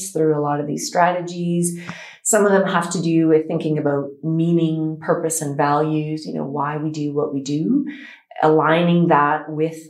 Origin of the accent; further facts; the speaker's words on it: Canada; now in United Arab Emirates; I am a psychologist from Canada.